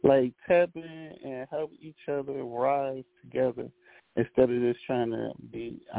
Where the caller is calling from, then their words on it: Philadelphia, Pennsylvania, United States; I'm coming from North Philadelphia.